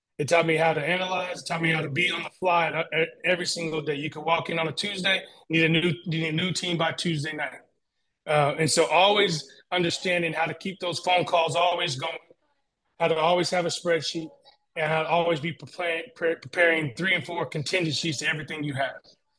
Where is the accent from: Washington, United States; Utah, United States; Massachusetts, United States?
Washington, United States; Tacoma; moved away as an adult; now in Spokane, United States; growing up in Tacoma